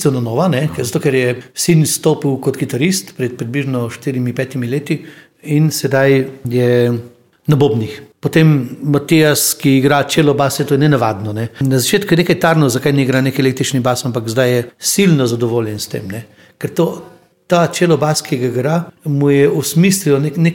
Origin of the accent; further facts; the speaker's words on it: Slovenia; Slovenci smo imeli z Mačari skupnega kralja Matjaža.